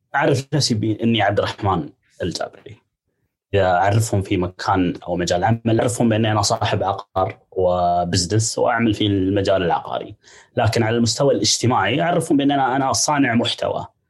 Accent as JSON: {"language": "Arabic", "country": "United Arab Emirates", "said": "عندنا في الامارات"}